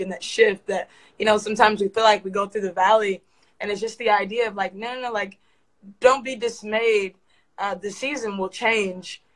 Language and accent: English; Columbus, Ohio, United States; I was actually raised in Columbus, Ohio